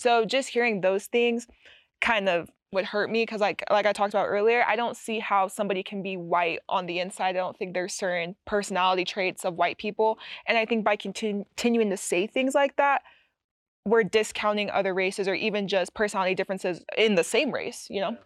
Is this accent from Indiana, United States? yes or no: no; Utah, United States; growing up in Utah, I was assimilated around a lot of white people